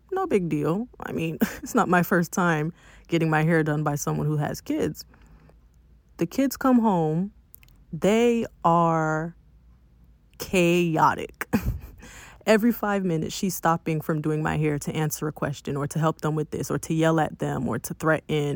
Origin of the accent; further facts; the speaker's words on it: Miami, Florida, United States; I'm from Miami, not Broward